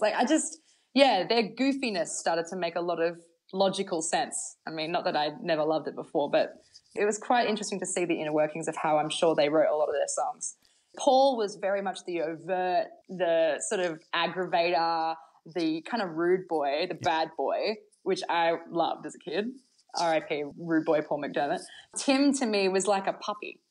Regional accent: Bathurst, New South Wales, Australia; I'm from Bathurst, New South Wales

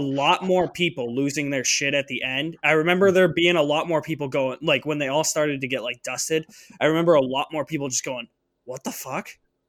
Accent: New Hampshire, United States; growing up in New Hampshire.

